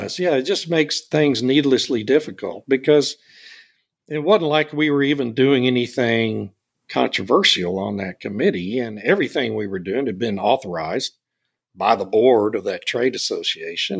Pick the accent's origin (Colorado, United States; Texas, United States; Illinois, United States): Texas, United States; Beeville; my hometown of Beeville